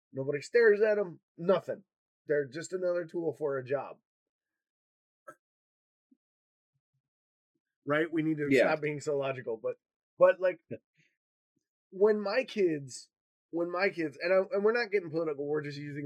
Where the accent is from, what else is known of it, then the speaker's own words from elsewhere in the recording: Michigan, United States; now in Wisconsin, United States; I grew up in Michigan and here in Wisconsin.